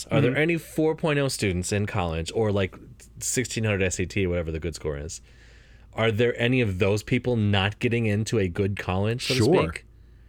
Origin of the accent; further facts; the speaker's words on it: United States; As an American and as a capitalist